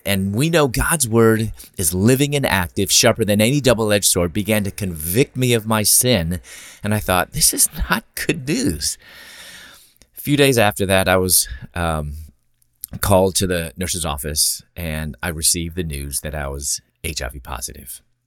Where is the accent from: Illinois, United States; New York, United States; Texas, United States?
Illinois, United States; Chicago; moved away as an adult; also born or lived in Louisville, Kentucky / Atlanta, Georgia; I'm originally from Chicago